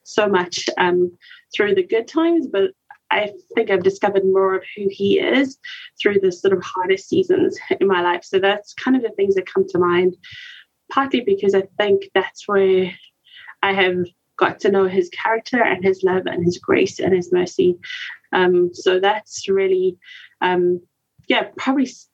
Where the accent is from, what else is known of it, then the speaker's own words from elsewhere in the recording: South Africa; moved away as an adult; also born or lived in West and Central Africa; now in Lindale, United States; I'm originally from South Africa, but call Lindale, Texas home for now